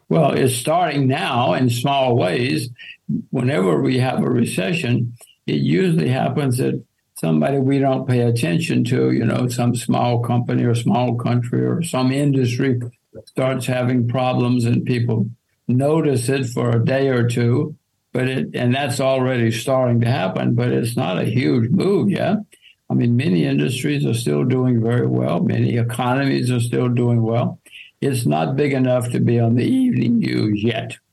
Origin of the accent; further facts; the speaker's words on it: United States; I'm an American